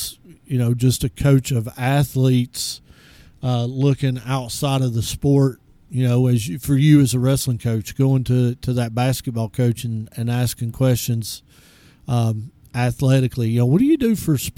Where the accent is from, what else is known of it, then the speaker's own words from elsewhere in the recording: East Tennessee, United States; When I was growing up in East Tennessee, everybody had a church